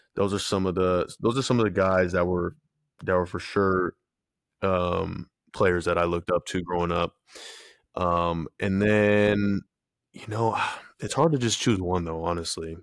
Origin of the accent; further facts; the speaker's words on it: San Diego, California, United States; I'm from San Diego